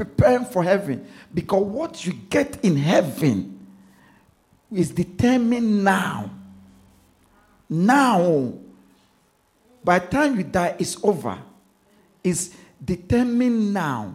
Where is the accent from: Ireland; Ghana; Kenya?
Ghana; now in London, United Kingdom; I'm from Ghana. I'm from a city in Ghana. I was born in the city. My village is in the city